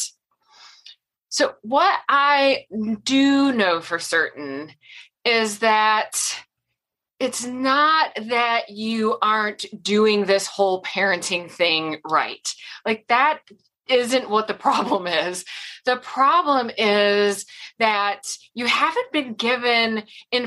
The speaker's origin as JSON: {"language": "English", "region": "Michigan", "country": "United States", "tie": "born or raised there", "also_born_or_lived": "Austin, Texas", "moved": "as an adult", "said": "now I'm back in Michigan, outside Grand Rapids in West Michigan"}